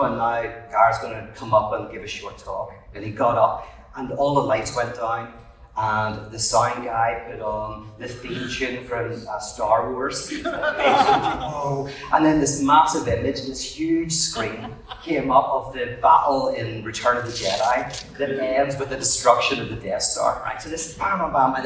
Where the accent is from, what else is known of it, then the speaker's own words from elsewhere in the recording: Northern Ireland, United Kingdom; moved away as an adult; now in United States; I'm from Northern Ireland.